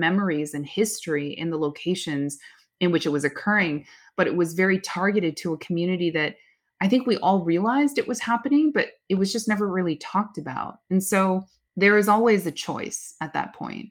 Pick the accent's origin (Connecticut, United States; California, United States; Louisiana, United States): California, United States; Oakland; my hometown, Oakland. I grew up in Chinatown, Oakland